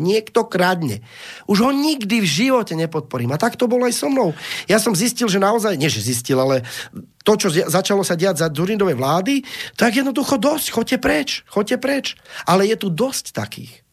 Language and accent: Slovak; Slovakia; Ja som Slovák